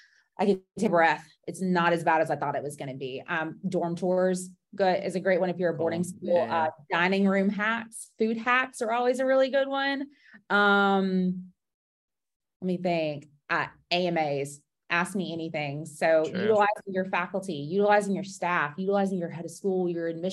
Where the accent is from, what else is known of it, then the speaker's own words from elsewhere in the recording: Georgia, United States; I'm from Georgia